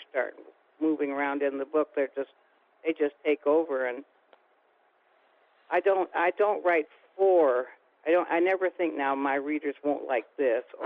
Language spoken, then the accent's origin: English; Canada